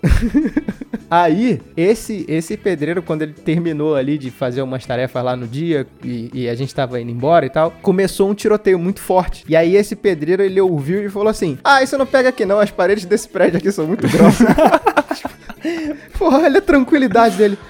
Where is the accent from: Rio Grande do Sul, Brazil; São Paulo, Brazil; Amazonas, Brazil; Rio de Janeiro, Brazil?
Rio de Janeiro, Brazil; also born or lived in Vila Kennedy, Rio de Janeiro; sou nascido em Campo Grande, morei, é, morei lá até